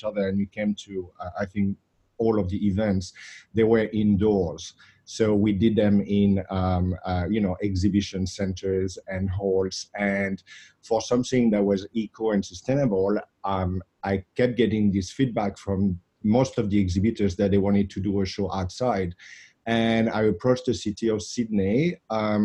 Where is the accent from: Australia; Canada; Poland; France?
France; Saint-Émilion, Nouvelle-Aquitaine; moved away; I grew up in the south of France, in Bordeaux. And in a little part of Bordeaux called Saint-Emilion.